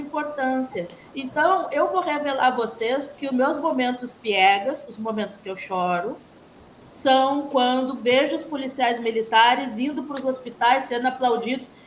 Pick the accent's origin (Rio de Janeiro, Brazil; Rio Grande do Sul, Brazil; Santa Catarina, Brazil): Rio Grande do Sul, Brazil; Porto Alegre; moved away as an adult; now in Campos dos Goytacazes, Brazil; Eu, como porto-alegrense, que, que tenho um carinho muito especial pela minha cidade, nós gaúchos